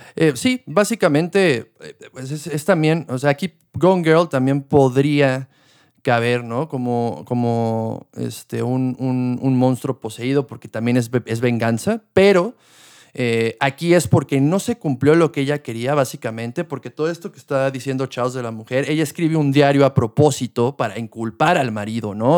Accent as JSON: {"language": "Spanish", "country": "Mexico", "also_born_or_lived": "Querétaro", "said": "algo que tenemos mucho también como mexicanos"}